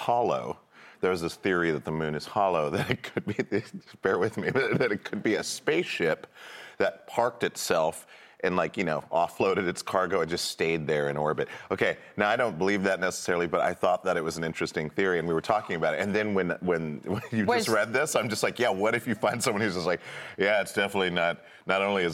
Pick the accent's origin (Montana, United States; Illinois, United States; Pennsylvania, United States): Montana, United States; Great Falls; moved away as an adult; I grew up from about age 4 to 18 in Great Falls